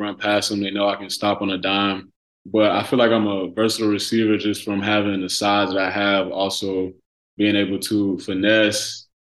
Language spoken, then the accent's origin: English; Birmingham, Alabama, United States; moved away as an adult; also born or lived in Huntsville, Alabama; when I moved back to Birmingham from Huntsville